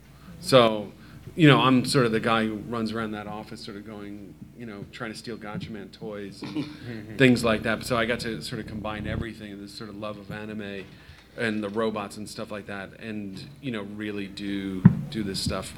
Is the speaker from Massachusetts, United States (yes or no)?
no; New York City, New York, United States; Growing up in New York City